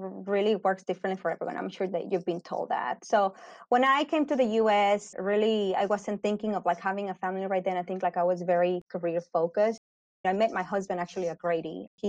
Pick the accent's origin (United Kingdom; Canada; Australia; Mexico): Mexico; Mexico City; moved away as an adult; also born or lived in Guadalajara, Mexico / Atlanta, United States / Florida, United States; now in Winston-Salem, United States; I was born and raised in Mexico City, and then my family and I moved to Guadalajara. So that's where I did med school.